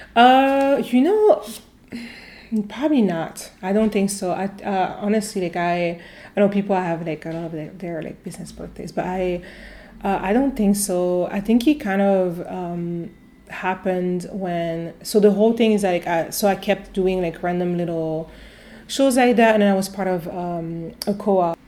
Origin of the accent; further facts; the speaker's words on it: near Avignon, Provence-Alpes-Côte d'Azur, France; English is a second language; now in Cleveland, United States; I grew up uh, yeah, in the south of France in a small uh, city uh, near Avignon. So it's in Provence